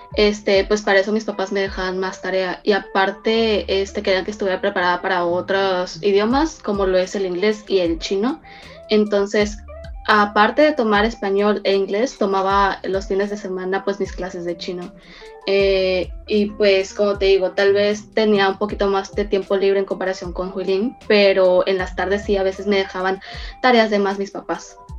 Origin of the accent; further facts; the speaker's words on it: Mexico; also born or lived in China; yo en lo personal nací en China, pero este, tuve mi infancia y e hice mi educación básica aquí en México.